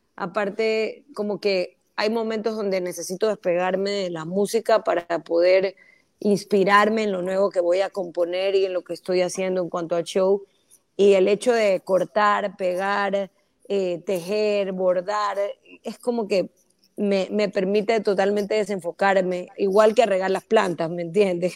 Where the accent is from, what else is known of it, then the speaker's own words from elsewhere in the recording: Ecuador; todos somos ecuatorianos